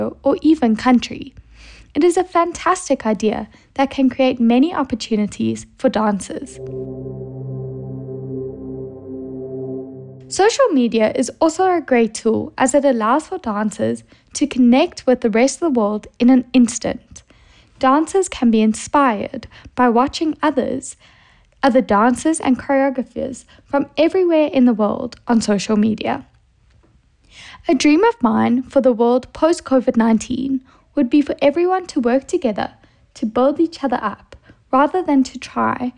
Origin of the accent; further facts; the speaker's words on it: South Africa; I'm from South Africa